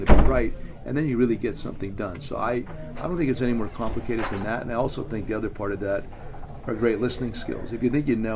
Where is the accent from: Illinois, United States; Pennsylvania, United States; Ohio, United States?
Pennsylvania, United States; Hazleton; the Hazleton Integration Project in my hometown